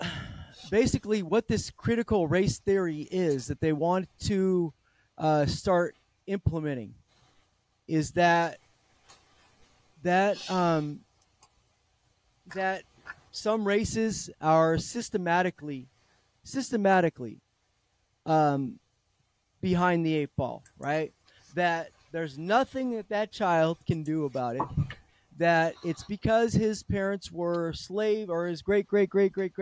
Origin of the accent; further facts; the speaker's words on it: Milpitas, California, United States; I grew up in Milpitas.